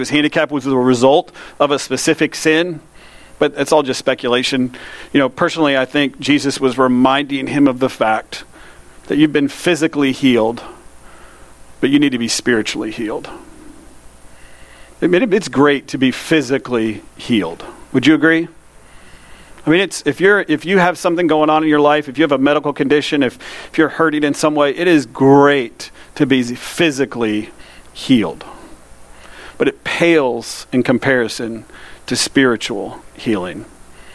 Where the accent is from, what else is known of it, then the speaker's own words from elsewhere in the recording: United States; I grew up in Polk County